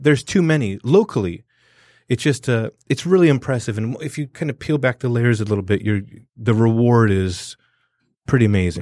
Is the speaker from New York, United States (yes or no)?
no; Southern California, United States; now in Detroit, United States; growing up in Southern California